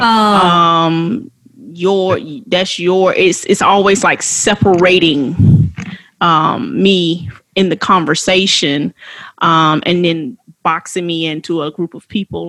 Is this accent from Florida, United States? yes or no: yes; West Palm Beach, Florida, United States; I was born in West Palm Beach, Florida at St. Mary's Hospital